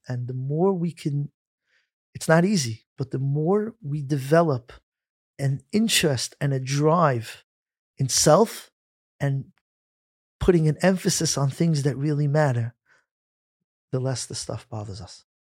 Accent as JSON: {"language": "English", "town": "New York City", "region": "New York", "country": "United States", "tie": "born or raised there", "said": "Growing up in Flatbush, I remember it clearly when we played outside in the summer around a quarter to six"}